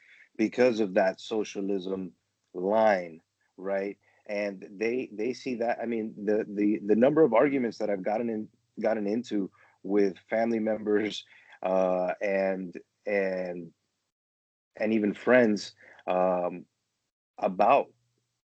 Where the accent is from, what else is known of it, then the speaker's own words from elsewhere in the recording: Miami, Florida, United States; Growing up in Miami, you know, I experienced a lot being, you know, Venezuelan